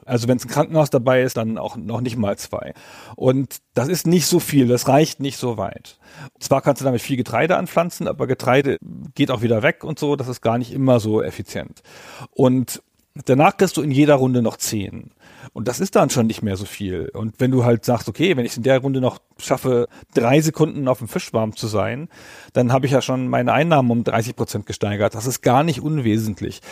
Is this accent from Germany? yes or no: yes; Northern Germany, Germany; bei uns in Norddeutschland